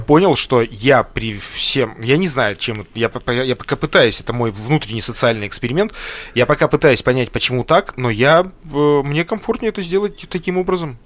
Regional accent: Lesnoy, Sverdlovsk Oblast, Russia; я, кстати, из Лесного

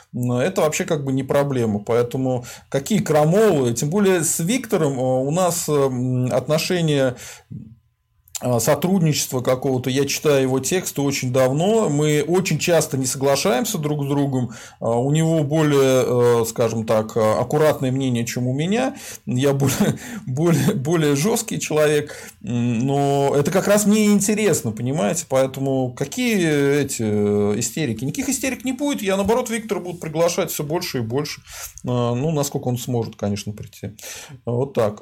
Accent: Volga region, Russia; я из Поволжья

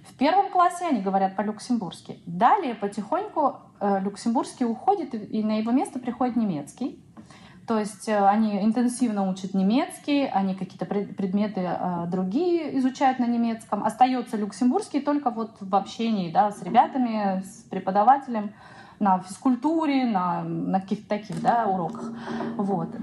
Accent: Siberia, Russia; moved away as an adult; also born or lived in Irkutsk; now in Luxembourg; я сибирячка, мне нужен снег

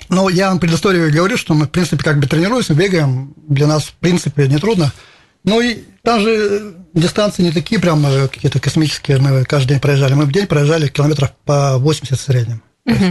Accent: Izhevsk, Udmurtia, Russia; я татарин, но тем не менее с России

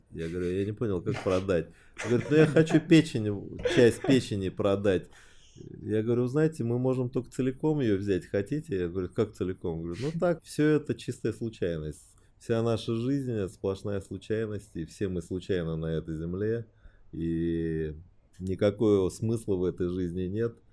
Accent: Beijing, China; born there; Родился я в Пекине.

